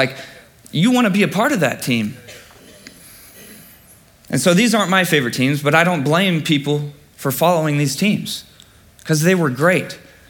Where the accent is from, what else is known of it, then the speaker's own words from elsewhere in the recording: Michigan, United States; now in Alabama, United States; I'm from Michigan